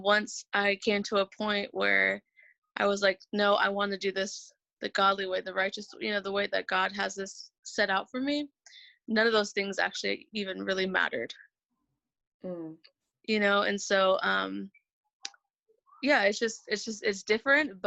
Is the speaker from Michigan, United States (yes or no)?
no; Northern California, United States; I'm from California, the northern part specifically